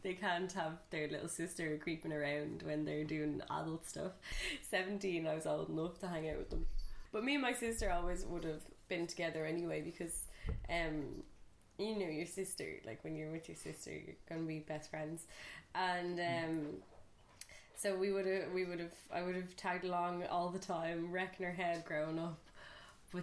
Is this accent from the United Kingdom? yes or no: no; Dublin, Leinster, Ireland; also born or lived in Libya; now in Meath, Ireland; I have been living here since I was 1.5 here in Ireland.